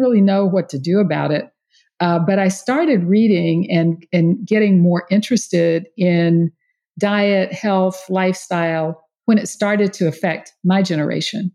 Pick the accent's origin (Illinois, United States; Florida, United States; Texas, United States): Texas, United States; East; now in Houston, United States; I grew up in East Texas